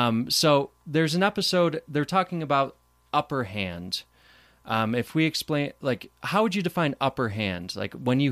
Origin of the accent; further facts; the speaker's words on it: East Coast, United States; Yeah, and I'm from the East Coast, so maybe that has something to do with it.